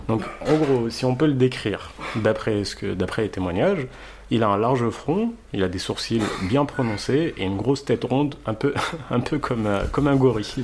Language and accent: French; Saudi Arabia; je rappelle que je suis, j'ai grandi en Arabie Saoudite